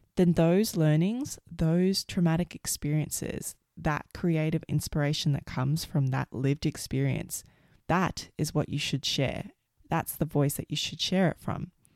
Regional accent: Australia; also born or lived in United States; I grew up in Australia

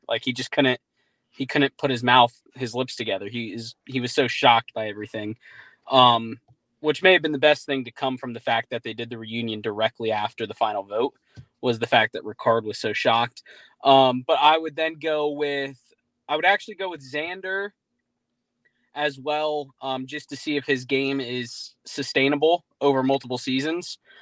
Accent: Jacksonville, Florida, United States; I'm from Jacksonville

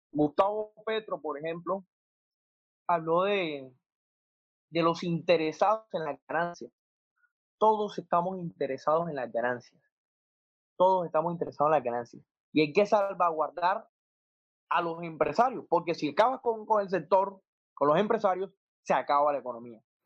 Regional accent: Colombia; como colombianos

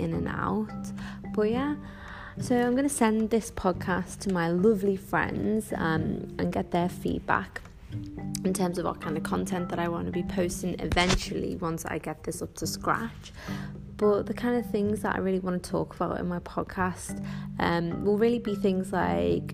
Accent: the Northwest, North West England, United Kingdom; accent: Scouse; moved away as an adult; now in Dubai, United Arab Emirates; being a Muslim Arab growing up in the Northwest, as you can probably tell from my Scouse accent

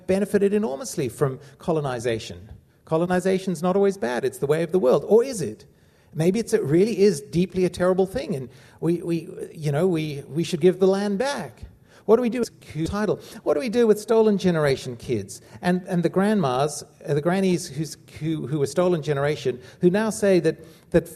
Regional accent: South Africa; growing up in South Africa

